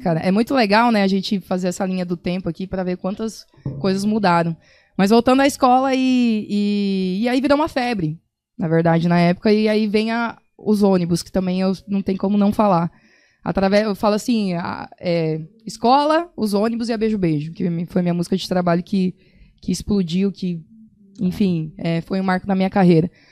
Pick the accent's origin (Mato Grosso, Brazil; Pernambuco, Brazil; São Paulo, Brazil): Mato Grosso, Brazil; Sorriso; moved away; minha família lá do Sorriso, né, que é de onde eu vim